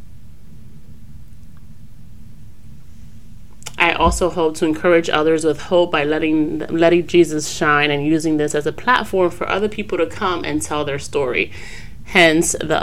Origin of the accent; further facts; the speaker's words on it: New York City, New York, United States; also born or lived in Jackson Heights, Queens; I was born in Washington Heights, Manhattan, and had the privilege of growing up in the Heights